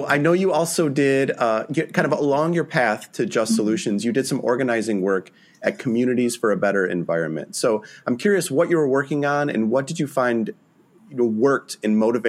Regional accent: Michigan, United States; I'm from Michigan, and my parents are now just north of Flint.

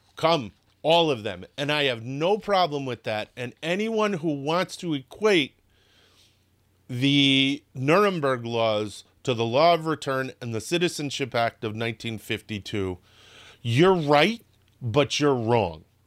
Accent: New Britain, Connecticut, United States; moved away; I grew up in New Britain, Connecticut. New Britain, Connecticut was not a nice place.

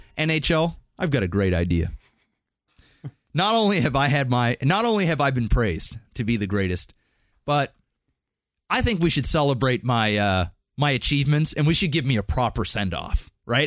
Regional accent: Canada; we're Canadian

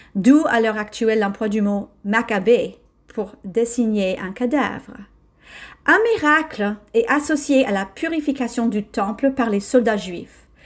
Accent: United States; now in France; je suis américaine

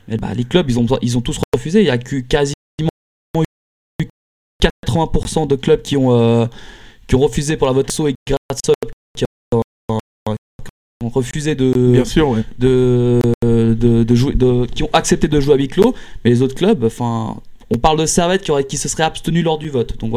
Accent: Lyon, Auvergne-Rhône-Alpes, France; il y a plein de matchs par exemple en tant que Lyonnais, bah forcément le match euh, Lyon Juventus Lyon bah se disputera très probablement à huis clos.

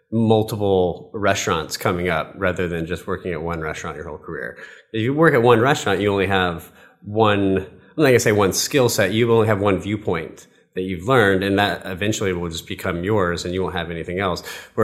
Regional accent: the South, United States; I grew up in the South, so it's kind of hard for me to eliminate that.

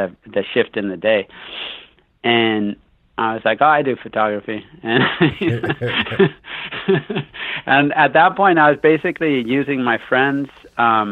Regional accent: Bay Area, California, United States; also born or lived in San Francisco / San Jose / Santa Cruz / Sacramento; So I grew up out on the West Coast. I grew up in the Bay Area.

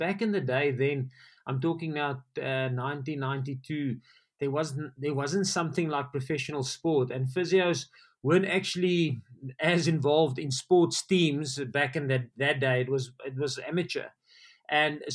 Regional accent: Riebeeckstad, Welkom, Bloemfontein, Free State, South Africa; also born or lived in Kimberley, South Africa / Munster, Ireland; my primary school years I spent in Riebeekstad there by Welkom. And then I went to the boarding school in Grey College in Bloemfontein from standard 6 to matric

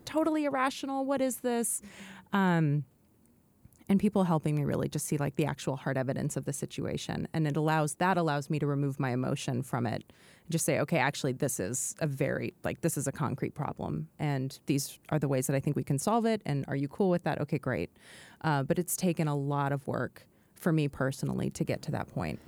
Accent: McMinnville, Oregon, United States; moved away; also born or lived in New York; I grew up in a restaurant in McMinnville, Oregon

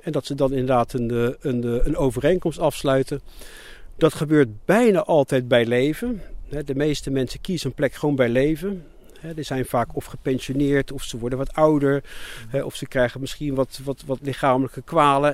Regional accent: Rotterdam, South Holland, Netherlands; also born or lived in England; toen ik een jaar of zeven was teruggegaan naar Nederland en verder in Nederland opgegroeid. Maar, altijd in de omgeving Rotterdam

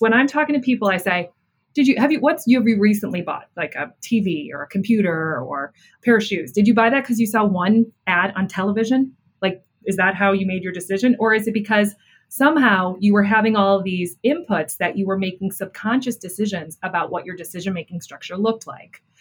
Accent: Buffalo, New York, United States; i grew up in buffalo new york

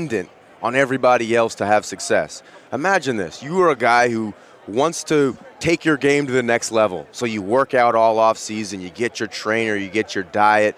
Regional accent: Berkeley, California, United States; I'm from Berkeley, California, very down-to-earth type of place

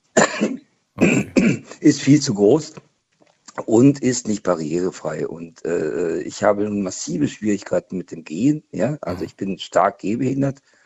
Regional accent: Hanover, Lower Saxony, Germany; moved away; also born or lived in Swabia; ich komme ursprünglich aus Hannover, also aus Niedersachsen

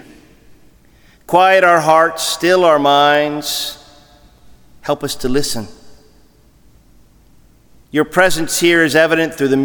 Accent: Ohio, United States; growing up in Ohio

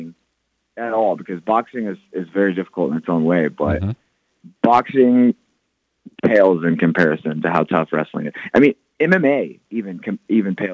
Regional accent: Jefferson, Iowa, United States; my hometown

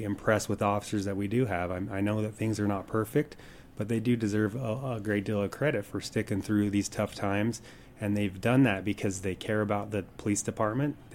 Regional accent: Kearns, Utah, United States; moved away as an adult; now in Moab, United States; born and raised in Kearns

